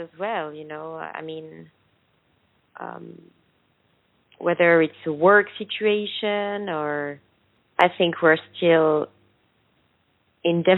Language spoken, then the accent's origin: English; France; first language French; English is a second language; When I was a kid in France, there was no exposure of colored people in the media